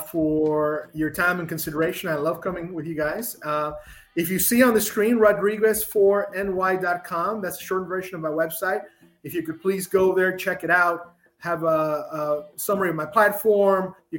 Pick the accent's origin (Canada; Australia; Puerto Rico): Puerto Rico; I'd rather be cold, which is strange people say it because I'm from Puerto Rico. They think I like the heat.